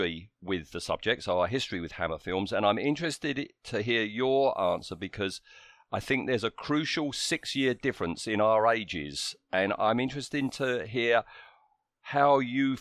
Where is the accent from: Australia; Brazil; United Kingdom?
United Kingdom; we're British